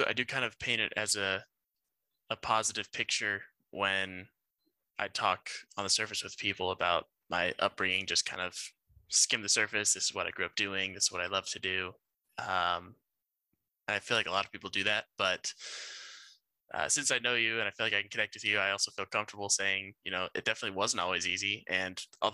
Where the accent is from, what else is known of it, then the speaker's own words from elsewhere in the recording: Grand Junction, Colorado, United States; also born or lived in Glenwood Springs, Colorado / Gilbert, Arizona; I was born in Grand Junction, Colorado, born and raised. I lived there for, I'd say, 17 years